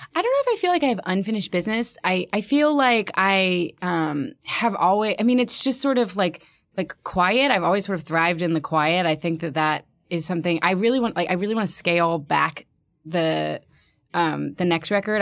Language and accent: English; Birmingham, Alabama, United States; also born or lived in New York; now in Philadelphia, United States; I'm from Birmingham, Alabama, and it, I'm, I'm having that experience now where, like, it has now, like, become kind of like, I mean, not nearly like Philly, but just sort of like a, a, a cool place to be, and people are moving there, and, like, people are making music there and art there, and it's like, it was not that for me growing up